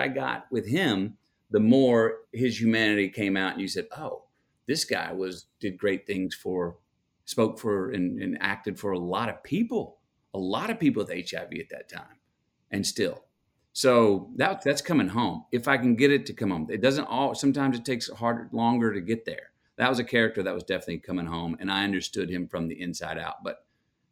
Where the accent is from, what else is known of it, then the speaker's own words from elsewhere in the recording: Longview, Texas, United States; I'm from Longview